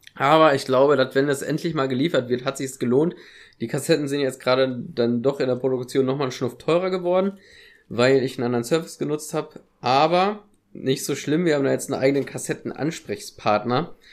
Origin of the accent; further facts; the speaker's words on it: Germany; wie stolz ich darauf bin, Deutscher zu sein